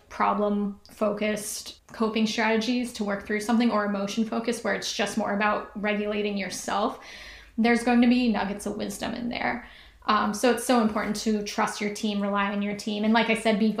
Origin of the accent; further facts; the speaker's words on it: Ohio, United States; I was from Ohio, which is like sea level